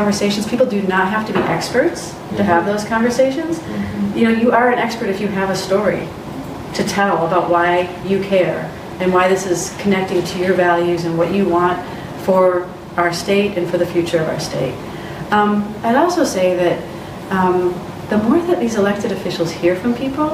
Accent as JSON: {"language": "English", "area": "just north of Grand Rapids", "region": "Michigan", "country": "United States", "tie": "born or raised there", "said": "my hometown where I went to high school is over just north of Grand Rapids"}